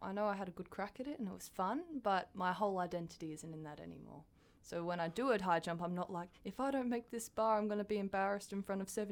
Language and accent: English; Gosford, New South Wales, Australia; I'm a central coast of New South Wales. Oh, yeah. So, Gosford. Grown up there my entire life.